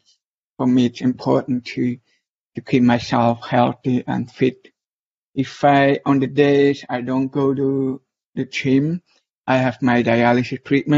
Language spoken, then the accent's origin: English; Switzerland; first language German; English is a second language; I'm from Switzerland. I live in Switzerland currently